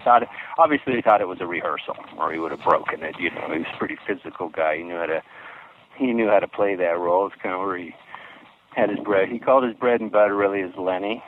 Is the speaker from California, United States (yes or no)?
yes; Palm Springs, California, United States; I grew up in Palm Springs area in California